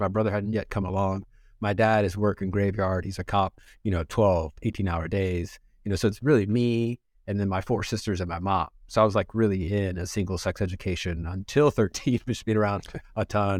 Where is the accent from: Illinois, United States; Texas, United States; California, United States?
California, United States; Watts; So I grew up in Watts, late 80s, early 90s, right?